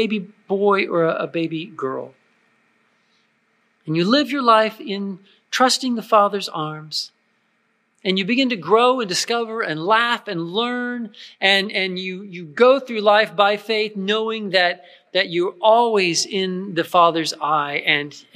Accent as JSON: {"language": "English", "country": "United States", "said": "I'm an American, I'm a Christian."}